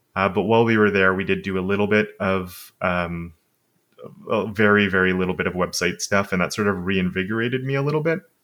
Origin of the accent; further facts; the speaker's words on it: Montreal, Quebec, Canada; first language English; I've lived basically where I am my entire life.